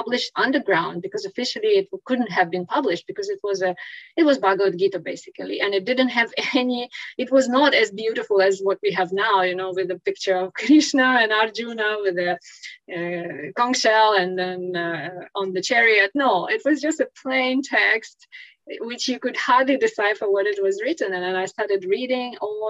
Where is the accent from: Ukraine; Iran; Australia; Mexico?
Ukraine; English is a second language; moved away as an adult; now in Singapore; I was born in Ukraine